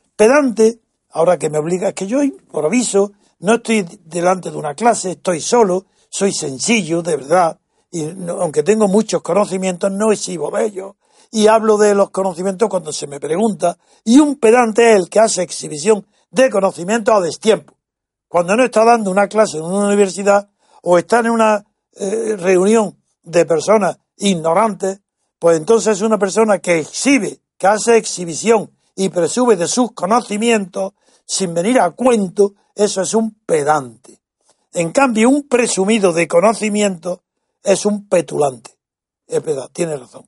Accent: Andalusia, Spain; Yo soy andaluz

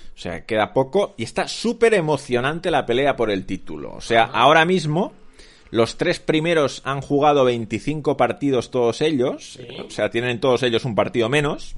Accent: Sabadell, Catalonia, Spain; yo que crecí en Sabadell y viví en Sabadell hasta los 27 años

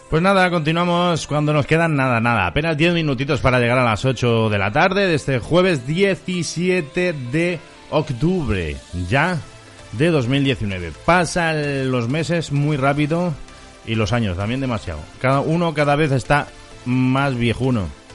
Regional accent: Mallorca, Balearic Islands, Spain; los mallorquines somos mallorquines

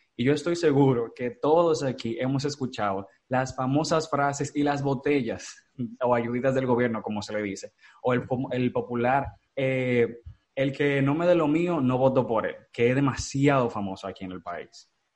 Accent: Dominican Republic; yo soy dominicano soy orgulloso

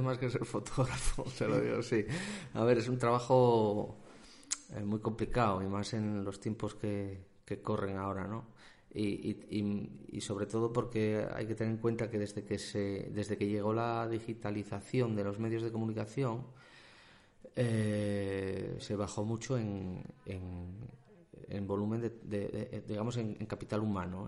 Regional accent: Soto del Barco, Asturias, Spain; soy asturiano, soy asturiano.

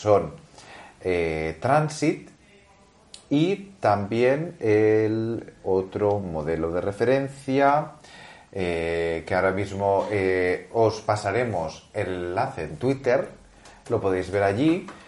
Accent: Barcelona, Catalonia, Spain; yo soy de la Meri

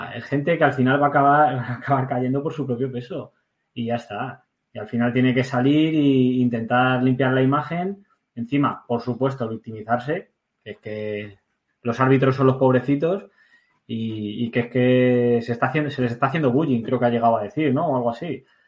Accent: Community of Madrid, Spain; accent: Madrilenian with Asturian and Basque traits; also born or lived in Asturias / Basque Country; Tengo la chulería madrileña y luego lo bruto de, los asturianos y los vascos

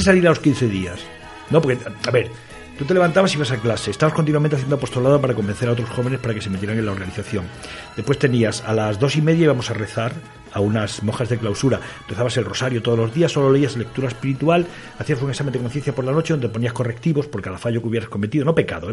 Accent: Extremadura, Spain; born or raised there; moved away as an adult; also born or lived in Galicia / Asturias / Zamora

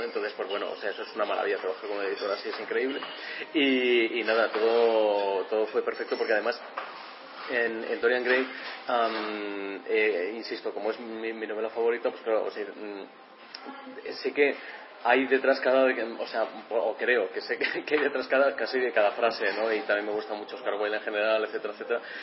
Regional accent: Valladolid, Castile and León, Spain; yo soy de Valladolid y en aquella época pues tendría como 16 17 años

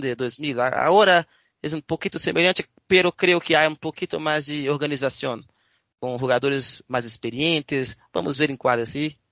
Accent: Belo Horizonte, Minas Gerais, Brazil; Spanish is a second language; soy de Belo Horizonte, una ciudad importante de, Brasil, capital del estado de Minas Gerais.

